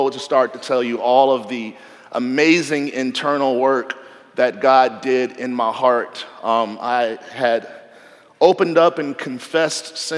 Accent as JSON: {"language": "English", "town": "Nashville", "region": "Tennessee", "country": "United States", "tie": "born or raised there", "moved": "as an adult", "said": "I grew up in Nashville, went to college in Nashville"}